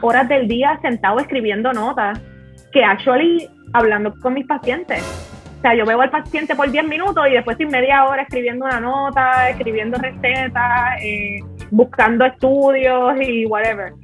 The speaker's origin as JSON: {"language": "Spanish", "country": "Puerto Rico", "tie": "born or raised there", "said": "nosotros somos dos personas normales que nos criamos en condiciones average en Puerto Rico"}